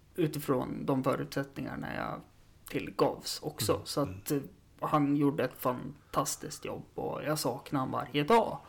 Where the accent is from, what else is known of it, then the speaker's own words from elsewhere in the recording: Östersund, Jämtland, Sweden; det är ju där jag är uppvuxen också.